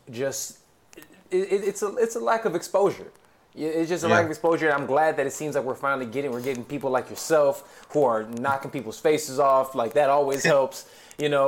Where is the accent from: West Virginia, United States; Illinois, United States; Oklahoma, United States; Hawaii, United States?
Illinois, United States; Chicago; I'm from Chicago, actually.